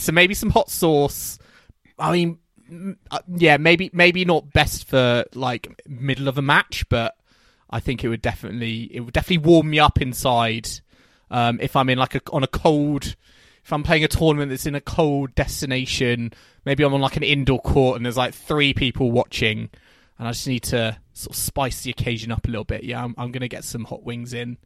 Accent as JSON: {"language": "English", "country": "United Kingdom", "said": "as British fans at Wimbledon"}